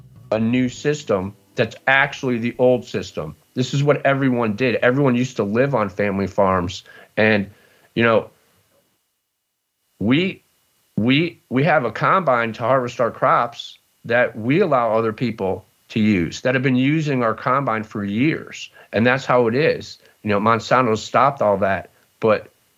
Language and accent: English; outside of Cleveland, Ohio, United States; moved away as an adult; also born or lived in Dallas / Chicago / Los Angeles; I grew up outside of Cleveland, and my family has a dairy farm